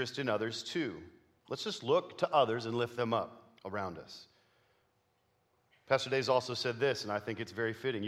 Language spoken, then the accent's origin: English; Canada; moved away; I grew up in Canada